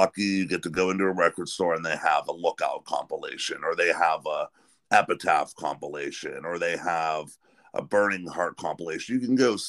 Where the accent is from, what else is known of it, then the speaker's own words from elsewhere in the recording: Pennsylvania, United States; I'm from Pennsylvania here in the States